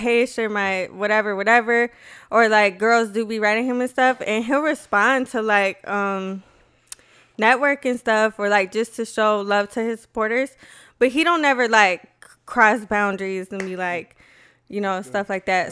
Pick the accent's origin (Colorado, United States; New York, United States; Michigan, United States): Colorado, United States; Aurora; I grew up on West Side.